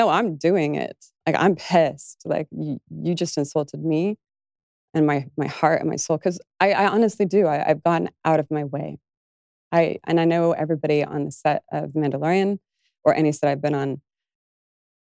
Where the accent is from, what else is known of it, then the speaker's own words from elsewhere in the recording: Las Vegas, Nevada, United States; growing up in Las Vegas